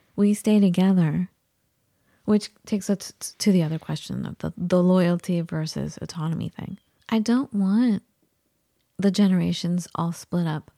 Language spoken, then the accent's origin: English; United States; also born or lived in Iran; growing up in the United States, I never got any kind of guidance for a college